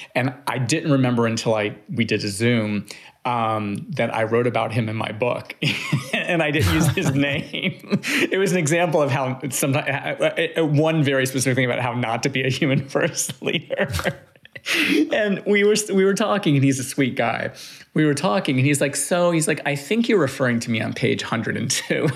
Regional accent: Miami, Florida, United States; I grew up in Miami, Florida

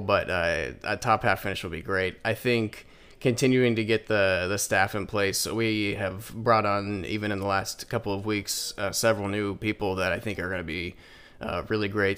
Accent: Indiana, United States; now in Michigan, United States; I'm actually from Indiana.

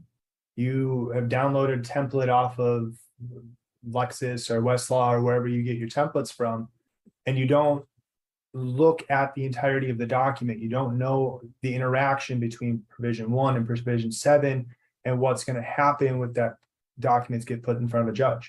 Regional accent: Minneapolis, Minnesota, United States; moved away as an adult; also born or lived in California; now in San Diego, United States; I'm originally from Minnesota. Grew up in the Twin Cities area

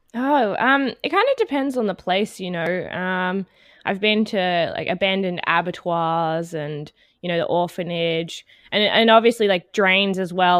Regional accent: Canberra, Australian Capital Territory, Australia; now in Melbourne, Australia; I'm from Australia, originally from Canberra, the capital, but I've since moved down to Melbourne

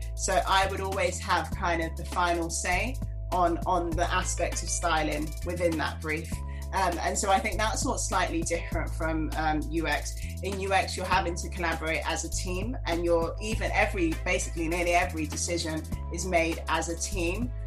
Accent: London, United Kingdom; moved away as an adult; now in New York, United States; I was born and raised in London and I moved to New York a few years ago.

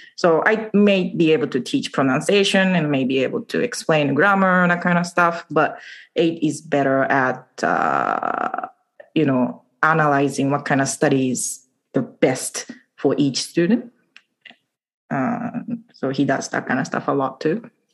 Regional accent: Okayama, Japan; English is a second language; moved away as an adult; also born or lived in upstate New York, United States / Canada / England; now in Vancouver, Canada; I was born and raised in Okayama, and uh, since I left Japan when I was 20, I've lived in three countries the US, upstate New York, Canada, and England

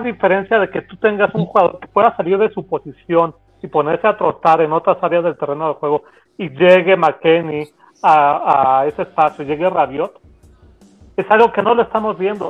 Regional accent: Mexico; como decimos en México

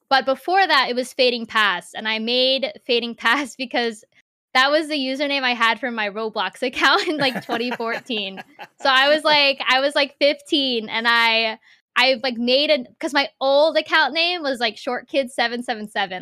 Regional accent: Central Virginia, United States; I've been living in Central Virginia since I was, like, four years old.

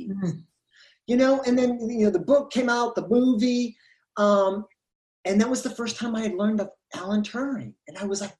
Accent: New Hampshire, United States; also born or lived in Florida; I'm from New Hampshire originally.

